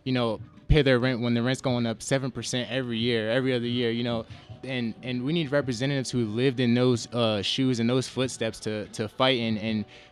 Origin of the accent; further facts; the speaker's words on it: New Jersey, United States; moved away as an adult; now in Nevada, United States; I'm originally from New Jersey